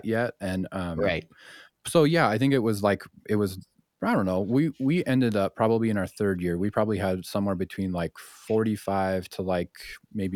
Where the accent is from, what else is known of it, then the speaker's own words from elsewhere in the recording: Spokane, Washington, United States; our origins be in Spokane